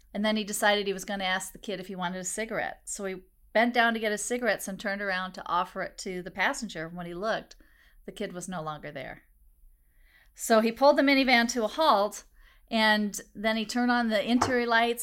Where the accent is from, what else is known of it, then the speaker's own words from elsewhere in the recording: Des Moines, Iowa, United States; when I was a kid and I was growing up in Des Moines